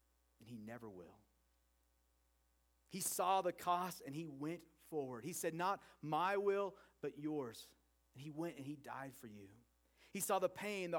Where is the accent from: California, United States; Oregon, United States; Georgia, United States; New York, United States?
Oregon, United States; I grew up in Oregon